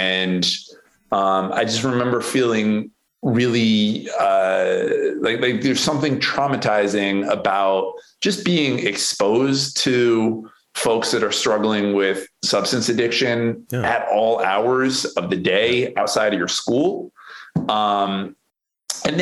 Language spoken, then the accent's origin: English; Western Massachusetts, United States; moved away as an adult; now in Baltimore, United States; I grew up in Western Massachusetts.